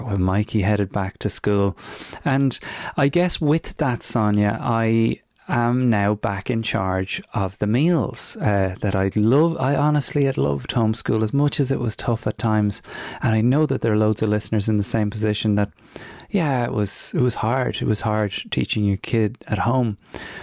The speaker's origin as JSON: {"language": "English", "town": "Newbridge", "region": "Leinster", "country": "Ireland", "moved": "yes"}